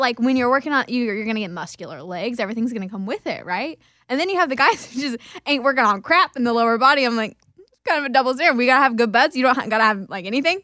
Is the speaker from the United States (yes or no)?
yes; Kansas, United States; I grew up in Kansas